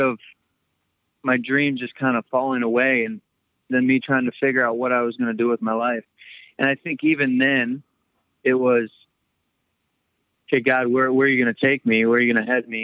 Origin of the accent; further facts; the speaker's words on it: Perry, Michigan, United States; I ended up growing up in Michigan, a little town called Perry